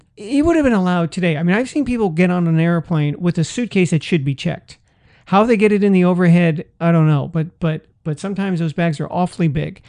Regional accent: San Francisco, California, United States; I grew up in a big city. I grew up in San Francisco

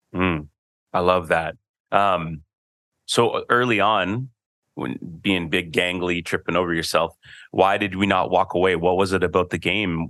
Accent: Canada; I'm a Canadian too

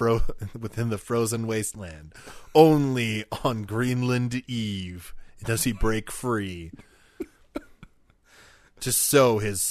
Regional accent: Canada; We're Canadian.

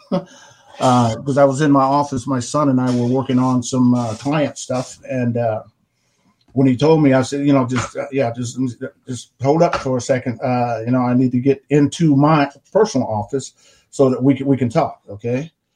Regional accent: Arkansas, United States; the plantation where I grew up on in Arkansas

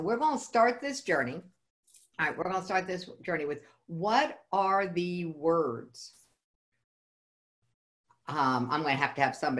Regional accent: the South, United States; because I'm really from the South.

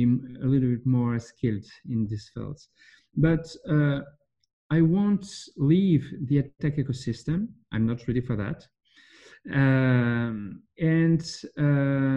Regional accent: France; I'm from France

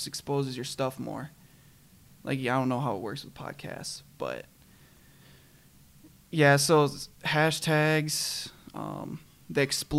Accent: Kenosha, Wisconsin, United States; I'm from Wisconsin. Born and raised in Kenosha.

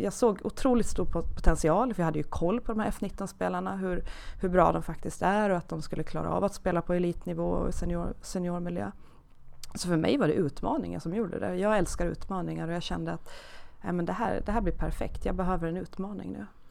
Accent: Åland Islands; accent: Åland dialect; moved away; jag är från Åland, det hörs säkert lite i dialekten, så att jag är, uppvuxen på Åland

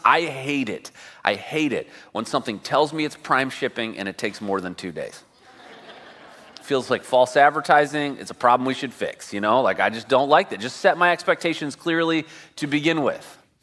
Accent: Midwest, United States; now in California, United States; I grew up in the Midwest.

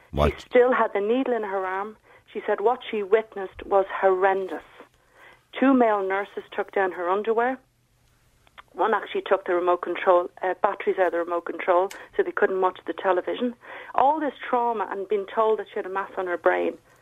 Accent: Ireland; moved away as an adult; I'm very Irish and I love Ireland and I love the people

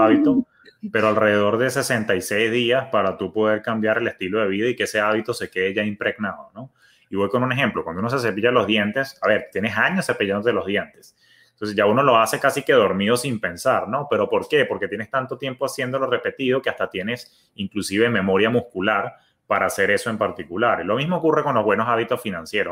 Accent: Venezuela; now in United States; yo que soy de origen venezolano, tenemos una palabra, somos como que pichirres

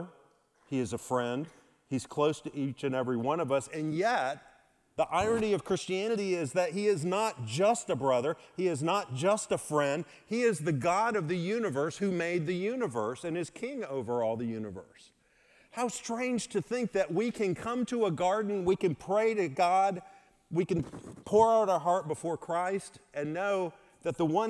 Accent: Mississippi, United States; moved away; I'm from Mississippi

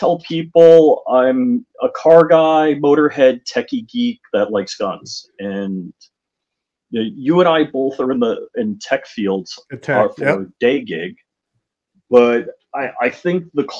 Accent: New York, United States; also born or lived in Jupiter Farms, Palm Beach, Florida; now in Palm Beach, United States; I'm a refugee from New York, living here in Palm Beach

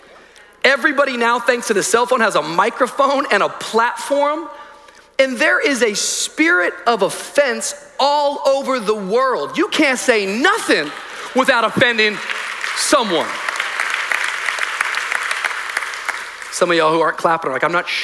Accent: Miami, Florida, United States; I'm from Miami

